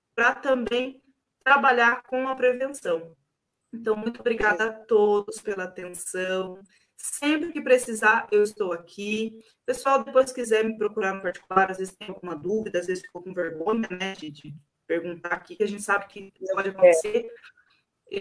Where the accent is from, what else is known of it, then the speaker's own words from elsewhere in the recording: Siqueira Campos, Paraná, Brazil; eu sou de Siqueira, eu me sinto siqueirense, né? Sou siqueirense roxa